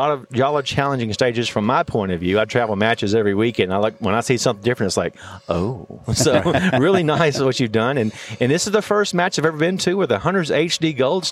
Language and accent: English; Alabama, United States; I'm from Alabama